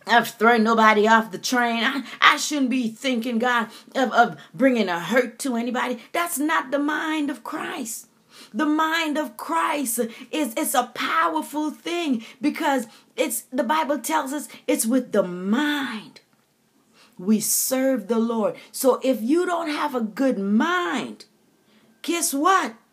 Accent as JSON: {"language": "English", "country": "U.S. Virgin Islands", "tie": "born or raised there", "said": "growing up in the Caribbean, my country taste of thee, sweet land of liberty, we, we said our uh, Virgin Island anthem."}